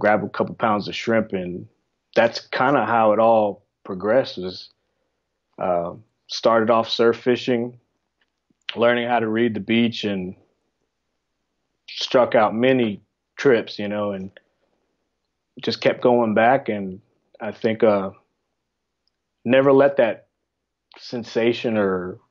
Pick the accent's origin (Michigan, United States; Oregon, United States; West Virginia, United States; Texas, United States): Texas, United States; Houston; I'm from Texas on the Houston area